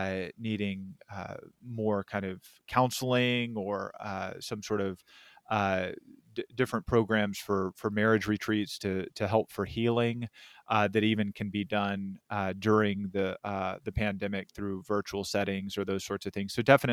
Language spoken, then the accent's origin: English; Texas, United States; I grew up in Texas, Hispanic, and so pan dulce, tamales, and trimming the tree, essentially. So that Tex-Mex flair down there.